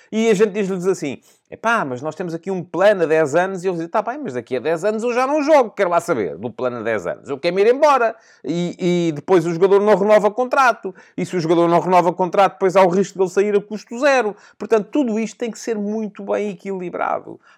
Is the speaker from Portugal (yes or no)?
yes; Portugal; Nós, nós somos de Portugal, caramba. Somos do sexto campeão ao sétimo agora campeonato da Europa.